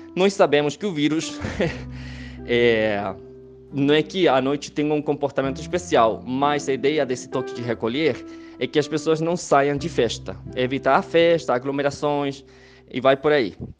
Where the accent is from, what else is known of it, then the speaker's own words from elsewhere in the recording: Chile; Portuguese is a second language; also born or lived in Santiago, Chile; eu sou chileno, moro em Santiago do Chile